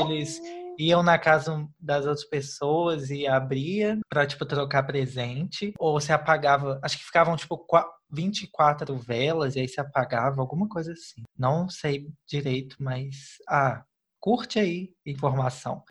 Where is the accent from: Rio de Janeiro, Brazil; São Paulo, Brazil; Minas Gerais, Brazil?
Minas Gerais, Brazil; Belo Horizonte; a gente é de BH, viu, gente? Belo Horizonte, capital do estado de Minas Gerais